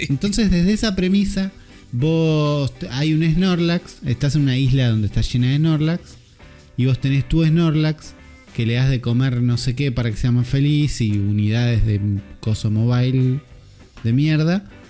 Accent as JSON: {"language": "Spanish", "country": "Argentina"}